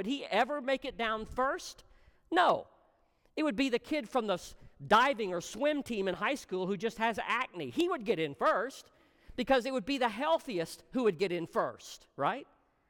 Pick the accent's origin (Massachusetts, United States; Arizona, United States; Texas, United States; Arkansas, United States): Texas, United States; I'm from Texas. I know about this.